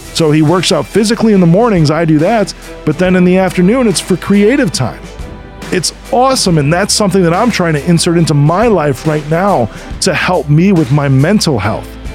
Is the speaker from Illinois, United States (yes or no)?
yes; Chicago, Illinois, United States; I'm from Chicago